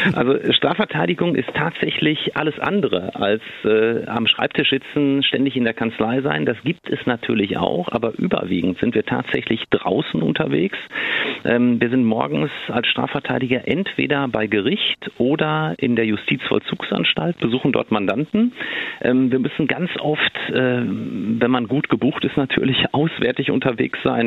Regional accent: Ruhr area, North Rhine-Westphalia, Germany; hier bei uns im Ruhrgebiet

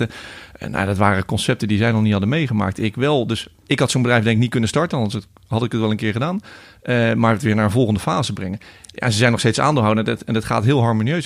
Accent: a small village just south of Rotterdam, South Holland, Netherlands; waar ik geboren ben. Een klein dorpje net onder Rotterdam

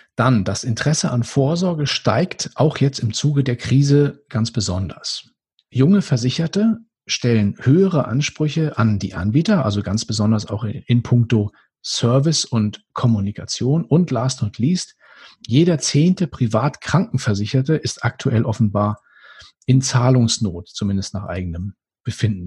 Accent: Germany; ich bin auch auf dem Land aufgewachsen, aber trotzdem hier oben an der Ostsee.

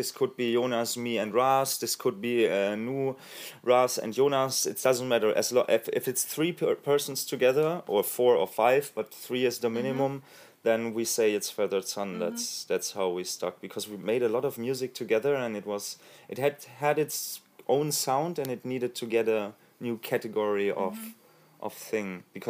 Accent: Munich, Bavaria, Germany; English is a second language; I am from Munich.

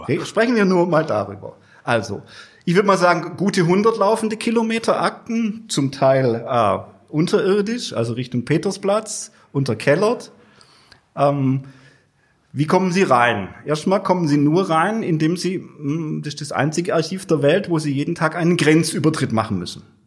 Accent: Germany; in meiner Heimatgemeinde Würth

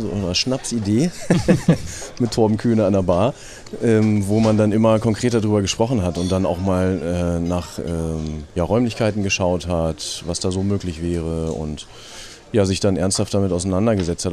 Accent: Braunschweig, Lower Saxony, Germany; ich äh, komme aus Braunschweig

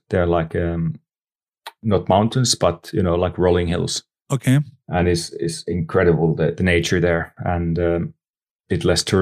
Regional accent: Nastola, Päijänne Tavastia, Finland; English is a second language; Um, visit my hometown, Nastola, of course.

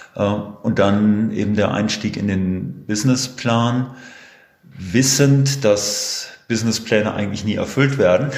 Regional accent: Herford, North Rhine-Westphalia, Germany; Bin ein ja, sozusagen Kind der Region, geboren in Herford

